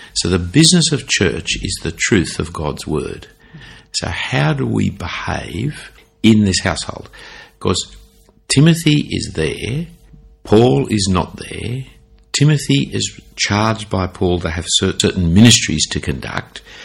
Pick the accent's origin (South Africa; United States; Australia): Australia; Sydney, New South Wales; when I grew up in Sydney